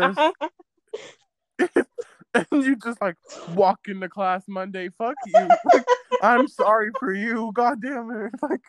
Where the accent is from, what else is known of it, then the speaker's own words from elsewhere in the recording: Oliver Springs, Tennessee, United States; I was born in Oliver Springs. I was born and raised in the country ghetto.